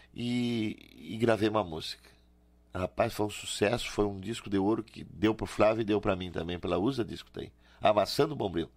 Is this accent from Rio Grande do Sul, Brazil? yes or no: yes; Rio Grande do Sul, Brazil; nós gaúcho